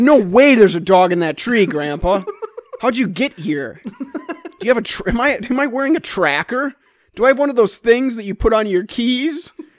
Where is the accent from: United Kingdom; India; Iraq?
India; Correct. As Indian people.